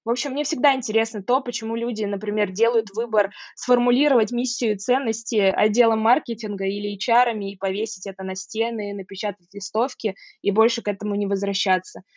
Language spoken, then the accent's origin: Russian; Saratov, Saratov Oblast, Russia; moved away as an adult; now in Moscow, Russia; в моем родном городе Саратове